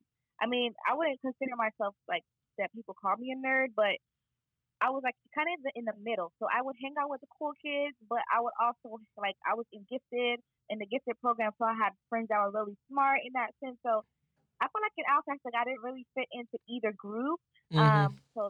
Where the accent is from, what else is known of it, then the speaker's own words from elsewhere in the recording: Miami, Florida, United States; moved away as an adult; now in Boston, United States; So I am from Miami, Florida. Wow. And I was born and raised there, but my parents were born in Haiti. And so I'm Haitian American